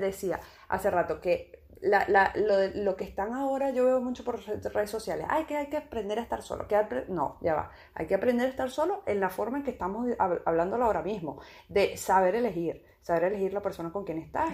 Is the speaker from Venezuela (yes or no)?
yes; Venezuela; also born or lived in A Coruña; now in Málaga, Spain; en mi país eso no es algo que se vea